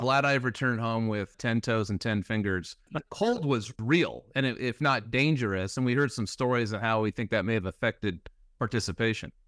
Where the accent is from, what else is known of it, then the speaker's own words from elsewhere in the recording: California, United States; as a Californian